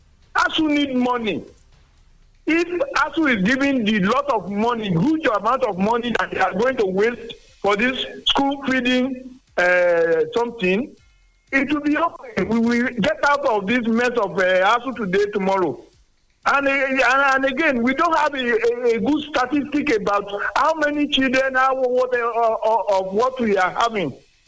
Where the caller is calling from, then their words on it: Sango, Nigeria; I'm calling from Sango.